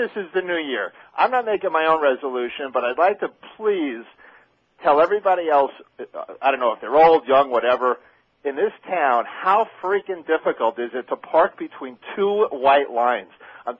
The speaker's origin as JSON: {"language": "English", "region": "New York", "country": "United States", "also_born_or_lived": "Santa Monica, California", "moved": "yes", "lives_now": "Pompano Beach, United States", "said": "Why do I live down here even though I'm from New York?"}